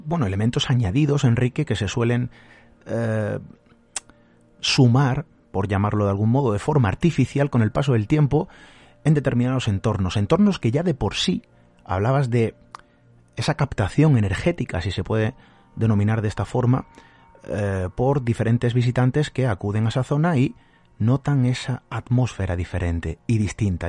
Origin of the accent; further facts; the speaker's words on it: Málaga, Andalusia, Spain; yo soy de Málaga